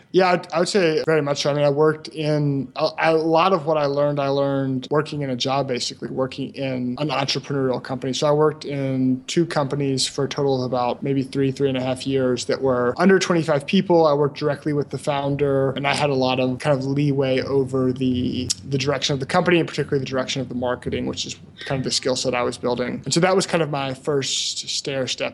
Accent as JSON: {"language": "English", "town": "Memphis", "region": "Tennessee", "country": "United States", "also_born_or_lived": "Brazil", "moved": "as an adult", "said": "I'm from Memphis, Tennessee, which is kind of a small to medium sized city in the southeastern U.S."}